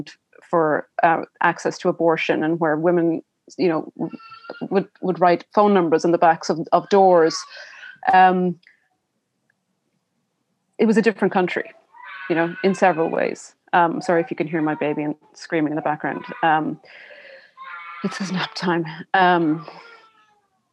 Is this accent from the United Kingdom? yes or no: no; Longford, Leinster, Ireland; moved away as an adult; now in United States; I was born in Longford in 1979